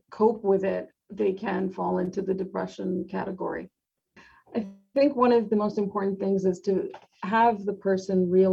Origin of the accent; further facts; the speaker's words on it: New York, United States; I'm a New Yorker at heart